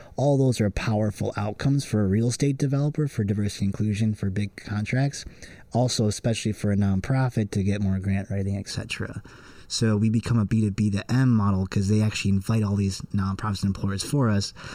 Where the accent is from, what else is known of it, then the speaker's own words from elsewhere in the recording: Wilmette, Illinois, United States; growing up in Wilmette